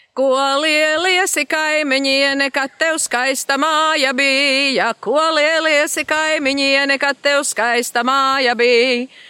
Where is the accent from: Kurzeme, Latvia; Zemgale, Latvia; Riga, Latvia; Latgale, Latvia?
Kurzeme, Latvia; Rucava area; Šo melodiju iemācījos jau agrā bērnībā, kad Rucavas pusē To dziedāja mana mamma, vecā mamma